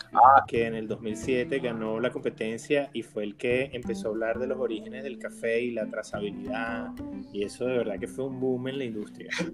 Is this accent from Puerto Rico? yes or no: no; Venezuela; moved away as an adult; now in United States; yo tengo apenas cuatro años aquí en, los Estados Unidos y estaba tan cerca como venezolano.